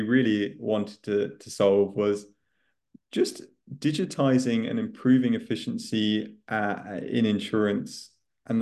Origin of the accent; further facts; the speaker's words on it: north of the UK, England, United Kingdom; moved away as an adult; now in Spain; people will get quite quickly from my accent that I'm from the UK